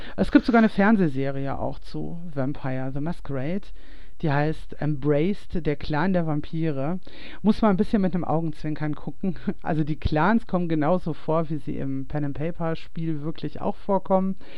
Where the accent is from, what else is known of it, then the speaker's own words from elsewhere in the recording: Ruhr area, North Rhine-Westphalia, Germany; moved away; ich komme ja eigentlich aus dem Ruhrgebiet